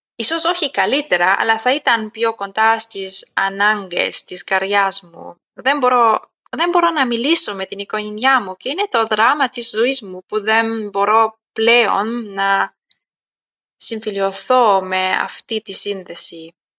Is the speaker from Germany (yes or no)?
yes; Germany; Greek is a second language; also born or lived in Athens, Greece; οι γονεί μου επέστρεψαν μαζί μου στη Γερμανία όταν ήμουν μικρή και από τότε μεγάλωσα στη Γερμανία